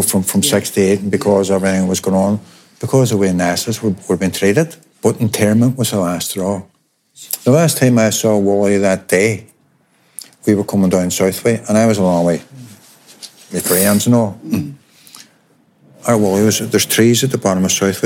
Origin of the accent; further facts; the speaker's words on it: Derry, Northern Ireland, United Kingdom; We're from Westway, about a mile apart.